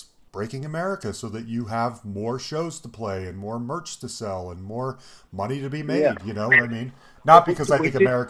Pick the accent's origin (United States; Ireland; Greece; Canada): United States; because I'm an American